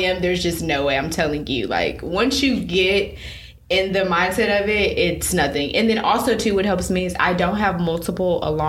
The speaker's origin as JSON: {"language": "English", "town": "Detroit", "region": "Michigan", "country": "United States", "moved": "yes", "said": "I'm from Detroit, Michigan. 313 all day."}